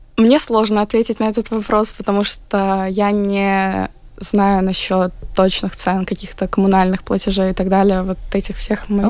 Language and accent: Russian; Latvia; я как бы родилась здесь, всю жизнь поглощаю эту культуру